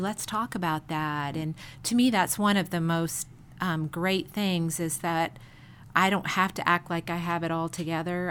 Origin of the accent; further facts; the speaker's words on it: Chicago, Illinois, United States; moved away; I grew up in Chicago